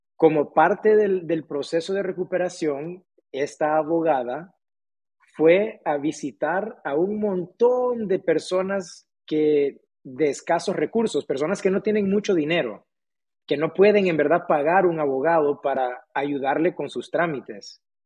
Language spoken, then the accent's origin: Spanish; Tegucigalpa, Francisco Morazán, Honduras; Aquí nací, nací en Honduras eh, hace unos cuantos años atrás. Em, yo, la verdad que yo siempre fui muy afortunado en el sentido de que yo tuve acceso a ir a la escuela, entonces yo pude ir a una muy buena escuela, hice mi primaria, mi secundaria en un colegio muy, muy bueno de aquí de Tegucigalpa